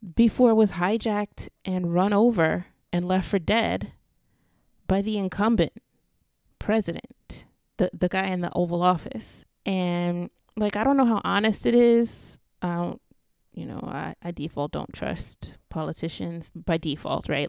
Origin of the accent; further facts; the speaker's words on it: New York City, New York, United States; I'm from Brooklyn